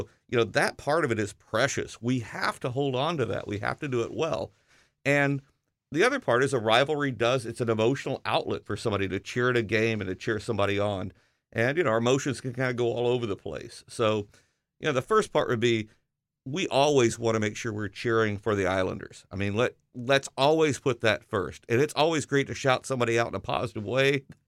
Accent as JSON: {"language": "English", "region": "the South", "country": "United States", "tie": "born or raised there", "said": "You know, growing up in the South, that was pretty amazing."}